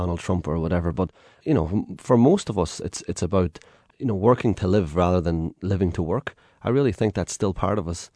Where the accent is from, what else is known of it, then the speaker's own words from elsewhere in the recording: Ireland; I'm an Irish man and, you know, I've come from a background where growing up, we literally had not very much.